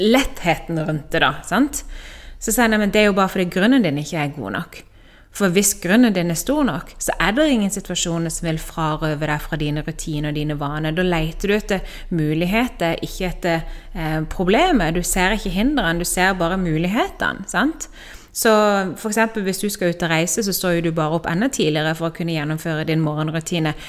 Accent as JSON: {"language": "Norwegian", "country": "Norway", "moved": "as an adult", "lives_now": "Spain", "said": "Det jeg holdt på med hjemme i Norge"}